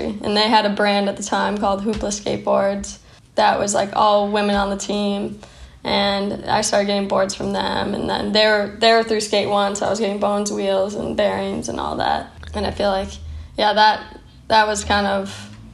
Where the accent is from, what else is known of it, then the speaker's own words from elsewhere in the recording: Stillwater, Minnesota, United States; I grew up in Stillwater, Minnesota